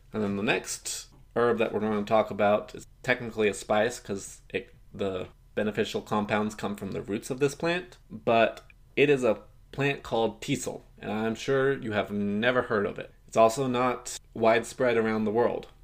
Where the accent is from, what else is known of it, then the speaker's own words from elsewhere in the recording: Oklahoma, United States; now in Utah, United States; where I grew up in Oklahoma, but where I'm currently living in Utah